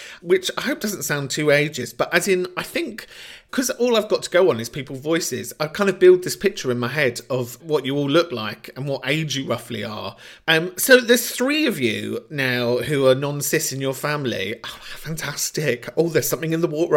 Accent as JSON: {"language": "English", "region": "London", "country": "United Kingdom", "tie": "born or raised there", "said": "where I grew up in Camden"}